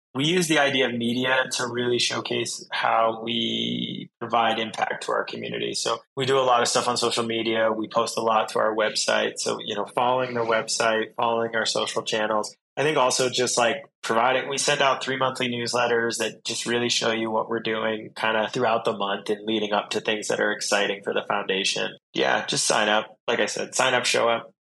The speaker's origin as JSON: {"language": "English", "region": "Vermont", "country": "United States", "said": "I'm originally from Vermont"}